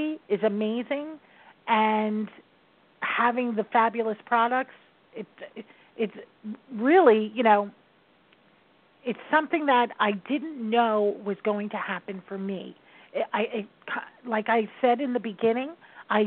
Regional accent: New York, United States; I am a New Yorker.

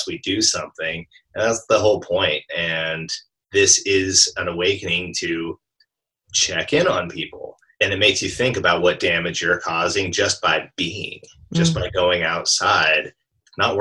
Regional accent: Alaska, United States; now in Portland, United States; I grew up in Alaska

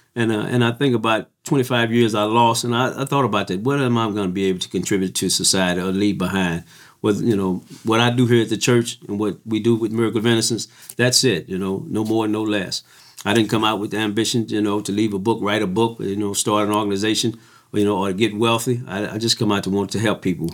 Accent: Missouri, United States; I'm from Missouri.

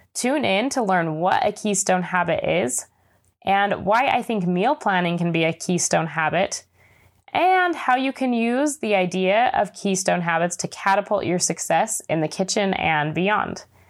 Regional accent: Utah, United States; Growing up in Utah, I often felt a little bit disconnected from my Hispanic culture

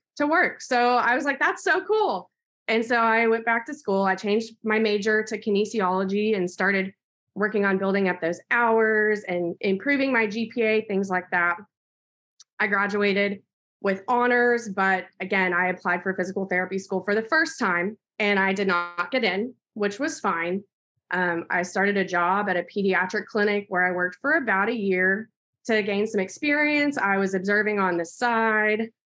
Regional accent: Snyder, Texas, United States; also born or lived in Abilene, Texas; I'm from Snyder, Texas, and I'll be moving to Midland soon.

